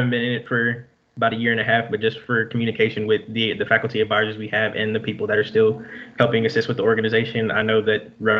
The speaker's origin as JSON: {"language": "English", "town": "Mansfield", "region": "Texas", "country": "United States", "tie": "born or raised there", "moved": "as an adult", "lives_now": "Fayetteville, United States", "said": "My hometown is called Mansfield, Texas. It's like 30 minutes or so south of Dallas."}